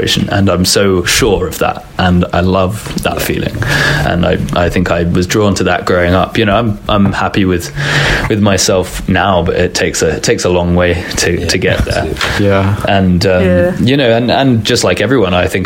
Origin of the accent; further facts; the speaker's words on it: England, United Kingdom; I'm English.